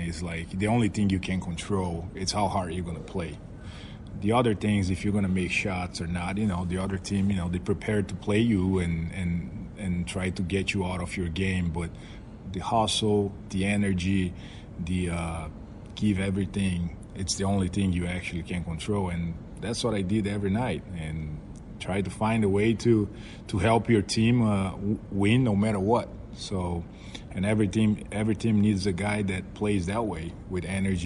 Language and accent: English; Vitória, Espírito Santo, Brazil; moved away; my hometown, Vitória.